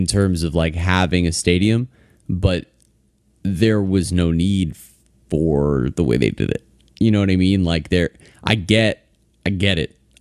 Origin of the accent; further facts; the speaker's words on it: Fort Lauderdale, Florida, United States; I grew up down here